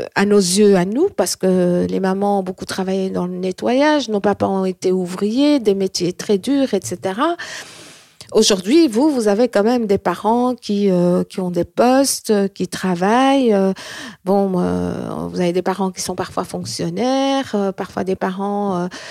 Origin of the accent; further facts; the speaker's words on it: Belgium; also born or lived in Morocco; mon vrai pays, c'est la Belgique, parce que c'est ici où j'ai été bercée, où j'ai ouvert mes yeux. Même si je suis arrivée à l'âge d'un an et demi